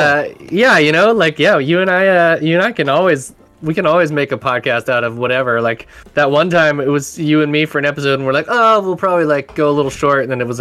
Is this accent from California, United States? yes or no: yes; Humboldt County, California, United States; my hometown of Humboldt County up here.